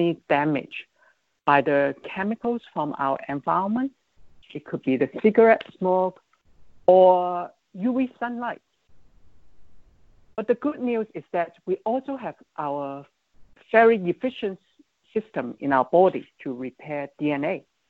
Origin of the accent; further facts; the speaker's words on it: Hong Kong; moved away; my hometown, Hong Kong